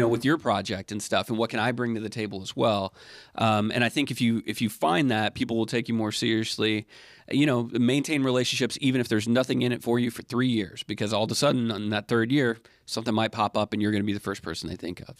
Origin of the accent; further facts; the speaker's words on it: Alabama, United States; moved away; I grew up in Alabama